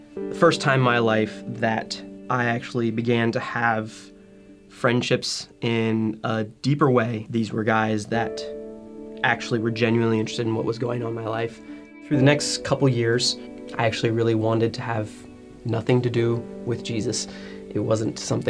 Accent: Central Virginia, United States; I was born in 1985 in Central Virginia.

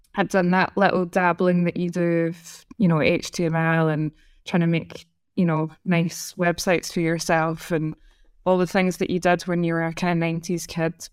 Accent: Scotland, United Kingdom; accent: Scottish; moved away; as a Scottish person

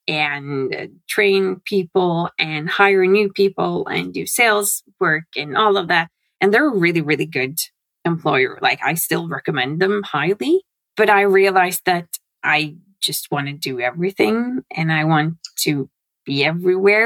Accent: Norway; I come from Norway

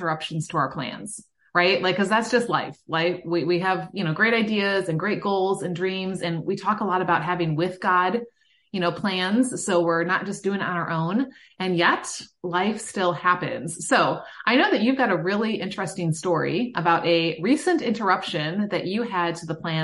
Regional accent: Midwest, United States; I'm from the Midwest

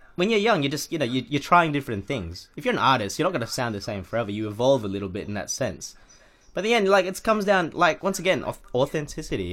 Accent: Australia; we're from Australia

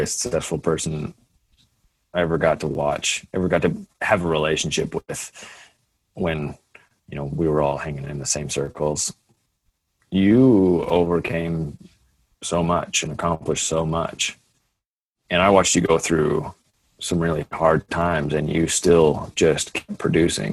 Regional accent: Canada; I'm a Canadian

